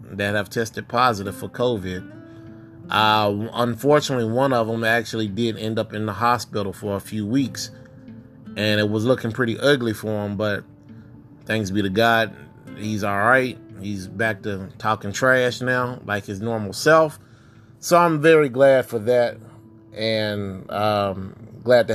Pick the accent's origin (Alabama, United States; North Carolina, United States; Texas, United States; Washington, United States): Texas, United States; my home state of Texas